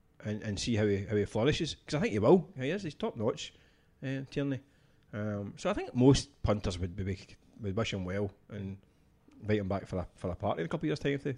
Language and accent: English; Scotland, United Kingdom; as a Scottish football fan